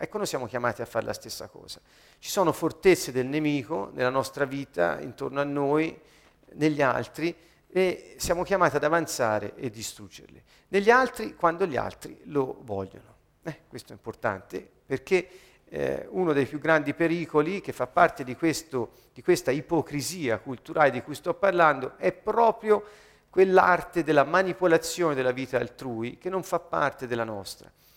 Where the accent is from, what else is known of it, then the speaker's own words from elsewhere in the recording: Italy; ho la cittadinanza italiana perché sono nato in Italia, sono italiano